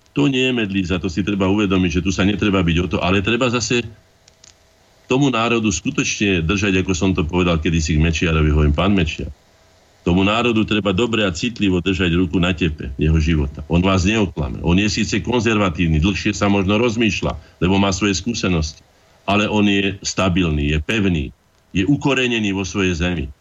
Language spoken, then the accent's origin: Slovak; Slovakia